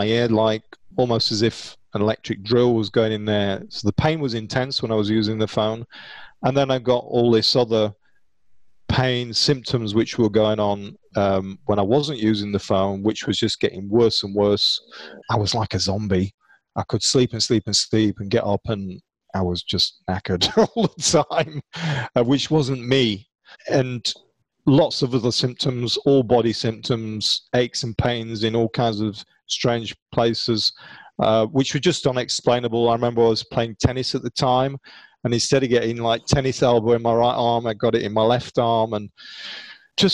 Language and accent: English; United Kingdom; being British